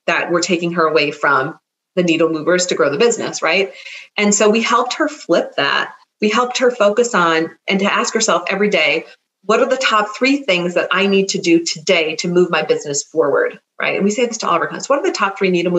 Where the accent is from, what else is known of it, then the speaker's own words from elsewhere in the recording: Minnesota, United States; moved away as an adult; also born or lived in California; I am a Minnesotan who moved to California and came back